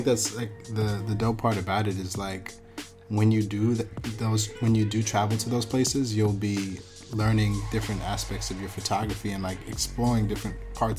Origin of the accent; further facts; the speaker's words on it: Buffalo, New York, United States; I was born in Buffalo, so it's not too far from Toronto.